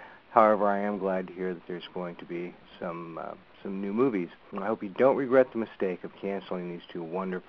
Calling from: Eureka, California, United States; I'm calling from Eureka, California.

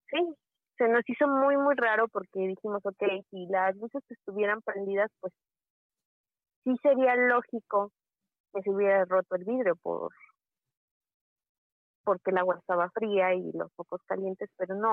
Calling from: Mexico City, Mexico; De la Ciudad de México.

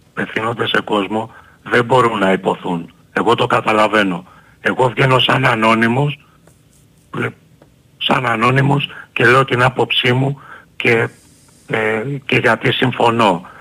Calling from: Agioi Anargyroi, Attica, Greece; από Αγίους Αργύρους.

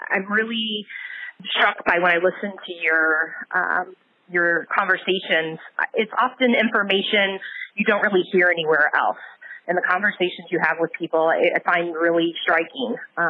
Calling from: St. Louis, Missouri, United States; St. Louis, Missouri.

